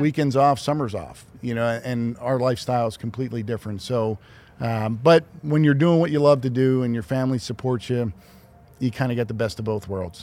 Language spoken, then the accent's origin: English; Philadelphia, Pennsylvania, United States; growing up in Philadelphia